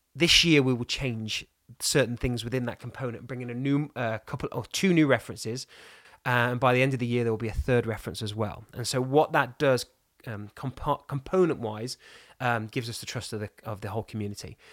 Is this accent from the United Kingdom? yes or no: yes; England, United Kingdom; I'm English and blonde and pink